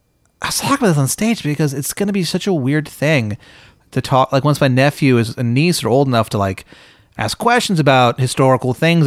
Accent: Virginia, United States; Well, you know, I'm originally from Northern Virginia.

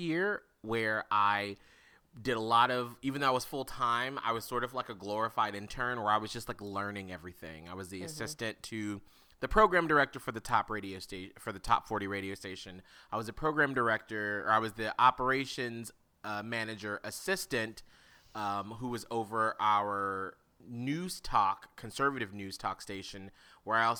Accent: Atlanta, Georgia, United States; now in Tampa, United States; I'm originally from Atlanta, Georgia

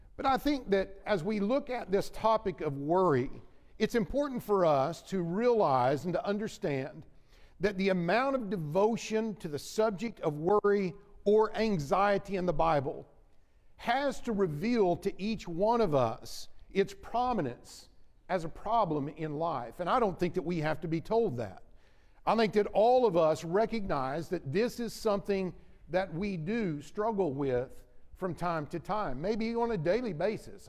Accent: Oklahoma City, Oklahoma, United States; moved away as an adult; also born or lived in Texas / Kansas City area; now in Kansas City, United States; Jennifer and I grew up in the Oklahoma City area, and my first preaching work was in Texas and then eventually came to the Kansas City area about 13, almost 13 years ago

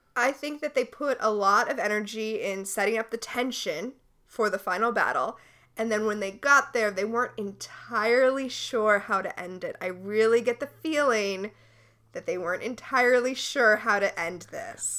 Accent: Florida, United States; moved away; I grew up in Florida

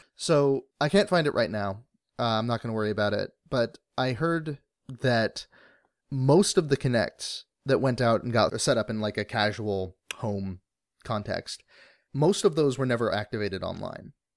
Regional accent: Alaska, United States; moved away; growing up in Alaska

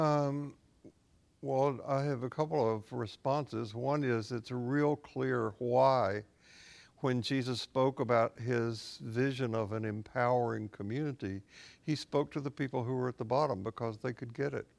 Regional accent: Columbia, Tennessee, United States; also born or lived in Portland, Tennessee; I grew up in Tennessee

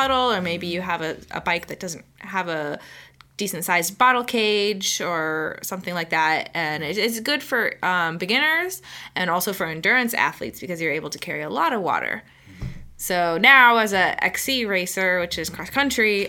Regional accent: St. Petersburg, Florida, United States; also born or lived in Miami; I grew up in St. Pete

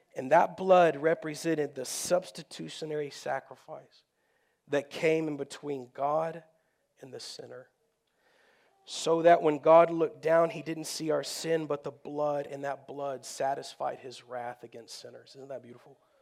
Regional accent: Texas, United States; I grew up in Texas

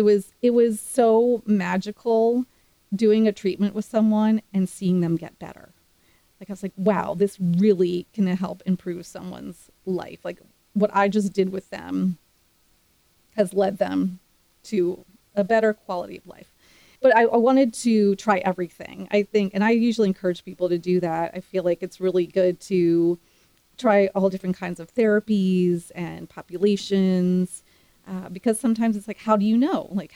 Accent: East Coast, United States; And again, I'd never been to Texas. I grew up on the East Coast.

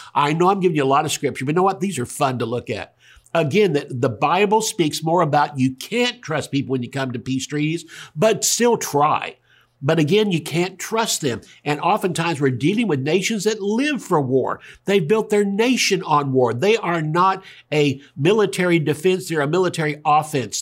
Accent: Tulsa, Oklahoma, United States; also born or lived in California; if I was born in Tulsa

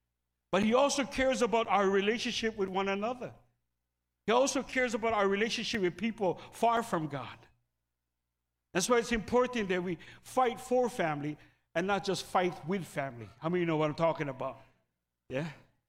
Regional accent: Philippines; Sorry. I pick on the Filipinos because I'm Filipino.

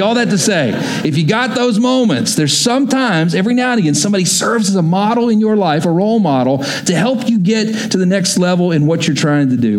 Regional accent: Texas, United States; moved away as an adult; also born or lived in Oklahoma; I grew up in Texas, went to school in Oklahoma

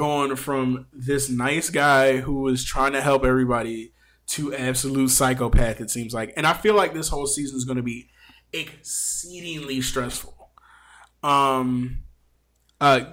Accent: Philadelphia, Pennsylvania, United States; my hometown of Philadelphia, Pennsylvania

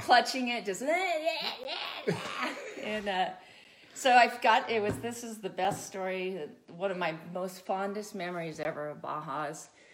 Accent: Santa Barbara County, California, United States; I grew up in Santa Barbara County, way out in the mountains

